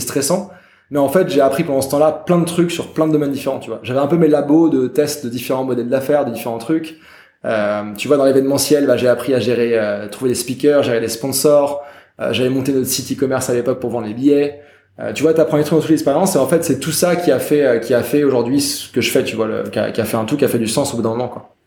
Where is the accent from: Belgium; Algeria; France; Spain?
France; moved away as an adult; also born or lived in Germany / Montreal; moi, je suis français, mais je suis né en Allemagne. J'ai toujours pas mal voyagé. Et euh, moi, bah, j'étais en France, école, collège, lycée